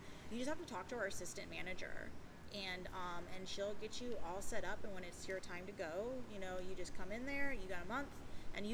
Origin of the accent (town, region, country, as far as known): St. Petersburg, Florida, United States; born or raised there